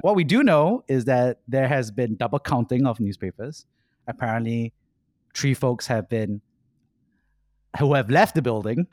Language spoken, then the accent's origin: English; Singapore; Growing up in Singapore